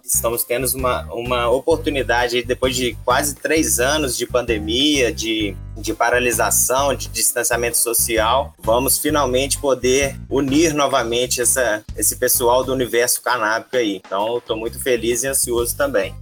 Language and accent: Portuguese; Lavras, Minas Gerais, Brazil; also born or lived in Ouro Preto; sou natural de Minas Gerais, sou de uma cidade interior